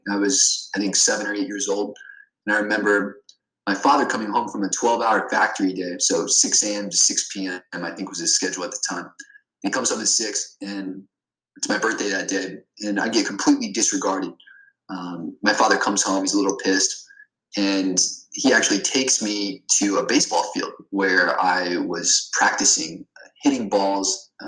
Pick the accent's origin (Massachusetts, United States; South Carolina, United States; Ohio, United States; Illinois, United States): Ohio, United States; I grew up in Ohio where there was factory workers